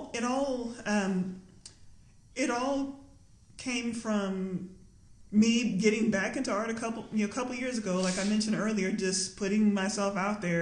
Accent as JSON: {"language": "English", "town": "Lubbock", "region": "Texas", "country": "United States", "tie": "born or raised there", "also_born_or_lived": "Austin", "moved": "yes", "said": "growing up in Lubbock, Texas"}